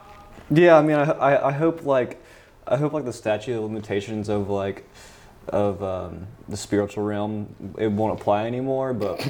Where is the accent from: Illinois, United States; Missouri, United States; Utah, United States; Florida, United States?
Florida, United States; Milton; Milton, Florida.